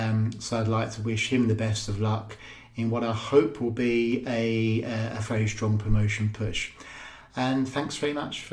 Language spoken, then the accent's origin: English; Faversham, South East England, United Kingdom; I grew up in Faversham.